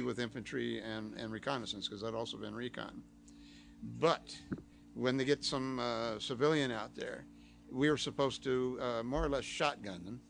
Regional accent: El Monte, California, United States; growing up in El Monte, which it was all knives, it was switchblades

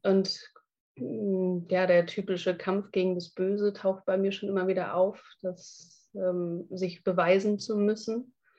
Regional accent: Frankfurt, Hesse, Germany; moved away as an adult; also born or lived in Hamburg; ich bin in Frankfurt aufgewachsen und bin mhm. dann nach Hamburg gezogen

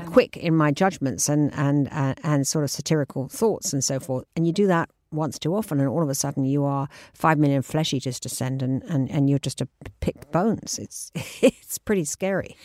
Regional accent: England, United Kingdom; moved away as an adult; now in New York, United States; I'm a English girl. I mean, I lived here until I was thirty

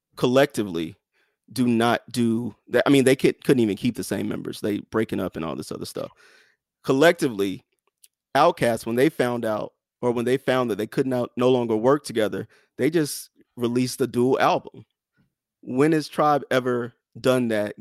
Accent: the South, United States; I'm from the South

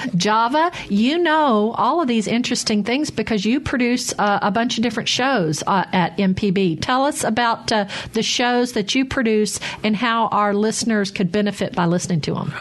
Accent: Arkansas, United States; moved away as an adult; also born or lived in Chicago / Texas; now in Mississippi, United States; I grew up in Arkansas and now in Mississippi

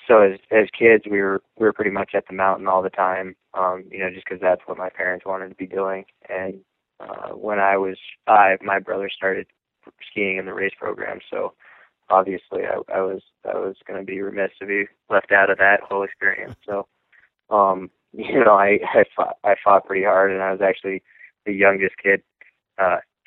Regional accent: Lake Placid, New York, United States; I'm from Lake Placid, New York

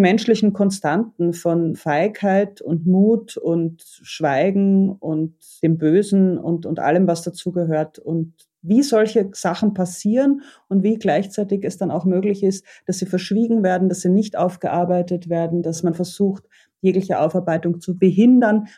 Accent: Vienna, Austria; als Wiener Kind

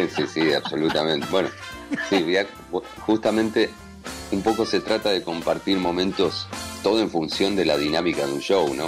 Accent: Buenos Aires, Argentina; moved away as an adult

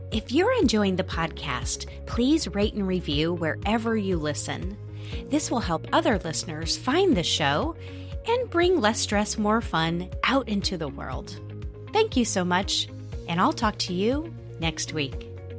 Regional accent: the American West, United States; I grew up in the American West

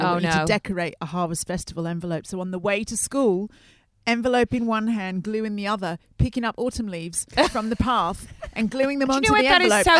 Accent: Australia; I'm Australian.

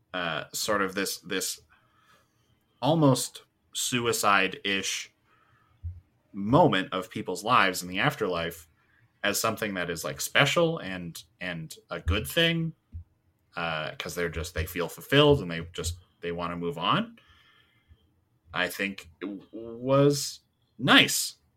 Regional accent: Edmonton, Alberta, Canada; I'm from Edmonton, we have the Edmonton Oilers. I get like, yeah, I'm from Edmonton.

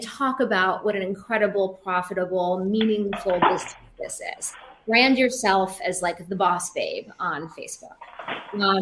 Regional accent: Seattle, Washington, United States; now in New York City, United States; I grew up in Seattle, which is a really progressive place

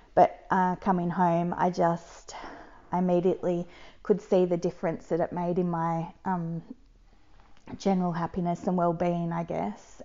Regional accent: Geelong, Victoria, Australia; where are you from? I said, Geelong.

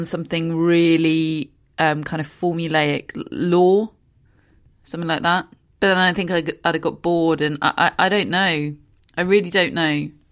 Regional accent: United Kingdom; being British

